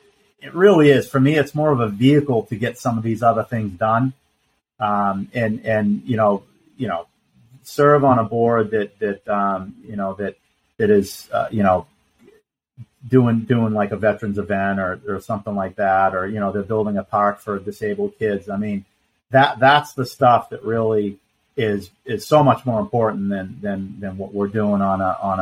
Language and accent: English; Boston, Massachusetts, United States; also born or lived in Vermont; now in Vero Beach, United States; I'm from Boston originally